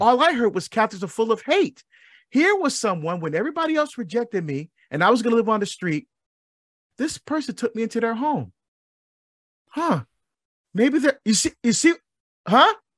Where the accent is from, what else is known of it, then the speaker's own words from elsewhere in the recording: Barbados; I'm from, I was born in Barbados. I love my Caribbean heritage. I love our music. I love our food. I still speak our dialect